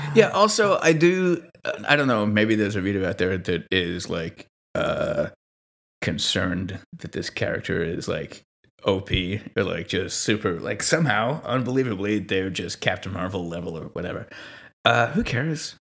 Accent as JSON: {"language": "English", "town": "Montreal", "region": "Quebec", "country": "Canada", "said": "I'm from Montreal, uh, which is Mohawk land territory"}